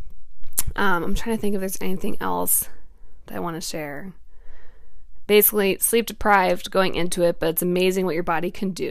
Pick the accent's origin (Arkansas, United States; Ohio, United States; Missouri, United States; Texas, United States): Ohio, United States; I'm from Ohio